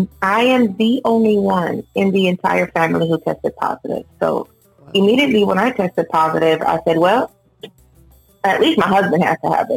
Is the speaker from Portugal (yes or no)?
no; Puerto Rico; also born or lived in New York, United States; I was born in Puerto Rico, raised between Puerto Rico, New York, and now I reside over here in the Tampa area.